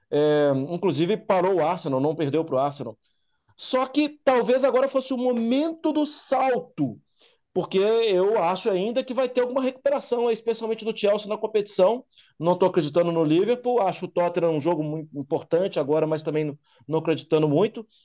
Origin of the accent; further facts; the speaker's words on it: Brazil; ó, tá fechado, mas a gente é brasileiro, a gente queria conhecer, ver as obras aqui.